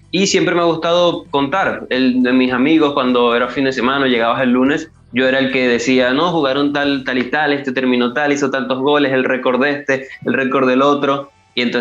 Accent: eastern Venezuela, Venezuela; now in Caracas, Venezuela; yo no soy de Caracas, que es la capital de Venezuela, sino que soy del interior del país, del oriente. Pero llevo aquí en la capital ya mm, casi dos años, un poco más de, dos años que me vine a estudiar.

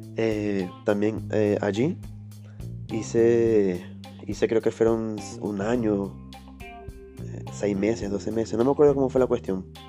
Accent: Ciudad Bolívar, Bolívar, Venezuela; moved away as an adult; also born or lived in Caracas; tuve que devolverme a, Ciudad Bolívar, a mi tierra natal

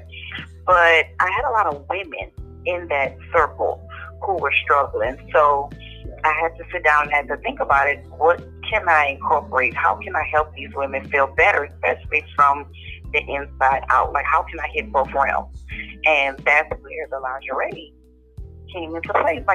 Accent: Jeanerette, Louisiana, United States; now in Houston, United States; Originally, I'm from Jenneret, Louisiana, which is a small town just east of Lafayette

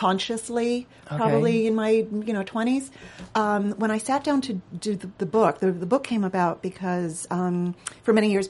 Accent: Los Angeles, California, United States; I grew up in Los Angeles

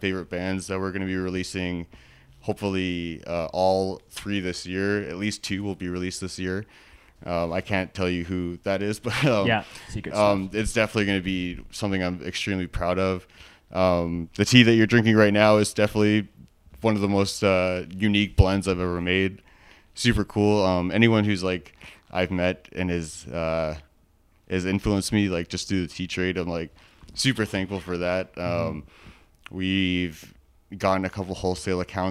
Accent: Vancouver, British Columbia, Canada; also born or lived in Edmonton; now in Calgary, Canada; I'm actually originally from Vancouver

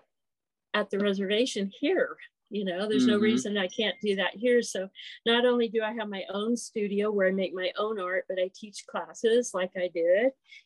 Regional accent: Topeka, Kansas, United States; moved away as an adult; also born or lived in Cherokee reservation; I was raised in Topeka by my non-Indian grandparents.

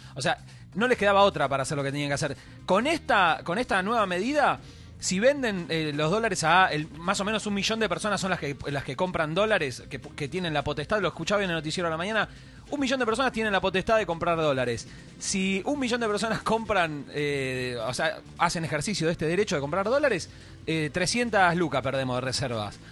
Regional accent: Argentina

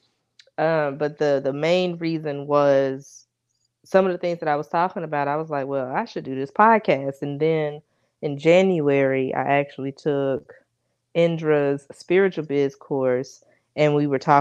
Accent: North Carolina, United States; I'm from North Carolina

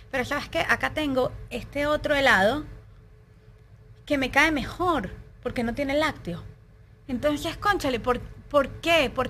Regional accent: Venezuela; moved away; yo me vine de Venezuela hace tres años y el primer año de mi vida yo no sabía, pero yo estaba viviendo un luto.

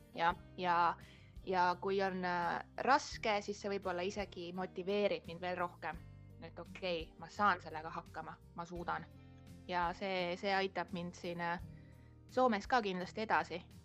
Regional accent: Estonia; moved away as an adult; now in Kotka, Finland; mina tulen Eestist

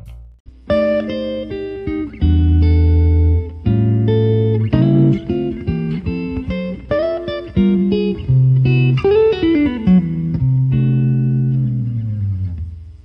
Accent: Vancouver, British Columbia, Canada; I'm from Canada, Vancouver

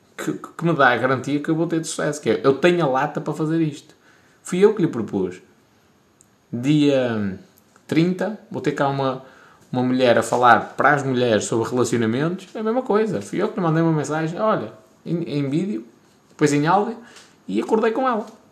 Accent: Portugal; sou de Portugal

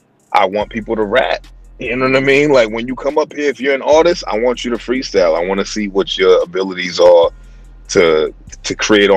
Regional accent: Boston, Massachusetts, United States; accent: East Coast; I'm from Boston. Yeah. Boston, born and raised.

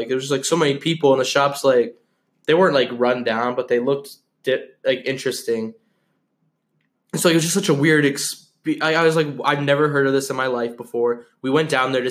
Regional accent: Flint, Michigan, United States; also born or lived in Flushing, Michigan; now in Spartanburg, United States; I'm from Flint, but I lived in Flushing, Michigan.

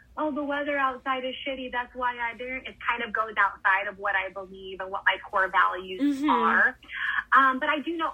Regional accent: Southern California, United States; moved away as an adult; also born or lived in Austria; I'm from California, Southern California, where I spent a lot of, that's where I went to college and everything

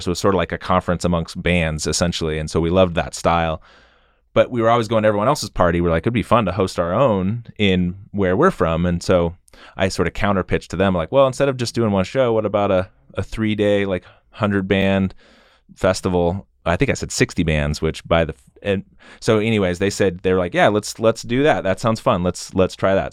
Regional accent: Boise, Idaho, United States; I grew up in West Boise

